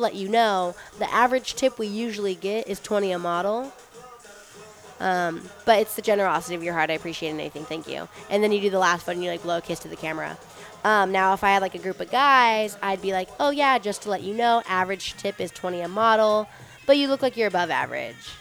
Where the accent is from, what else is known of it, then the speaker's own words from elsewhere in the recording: Las Vegas, Nevada, United States; growing up in Vegas